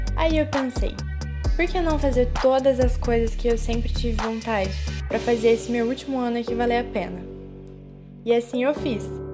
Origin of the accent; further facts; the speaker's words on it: Minas Gerais, Brazil; moved away as an adult; now in Juiz de Fora, Brazil; Mas não morei sempre aqui em Juiz de Fora. Na verdade, eu venho de uma cidade pequena do sul de Minas, uma cidade com pouco mais de 20 mil habitantes